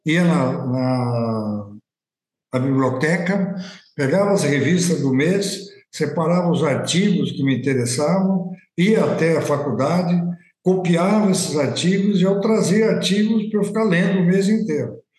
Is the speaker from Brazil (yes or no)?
yes; Olímpia, São Paulo, Brazil; moved away; also born or lived in Ribeirão Preto / Botucatu; Saí de Olímpia, uma cidadezinha pequena, 5 mil habitantes, fui para Ribeirão, de Ribeirão fui para Botucatu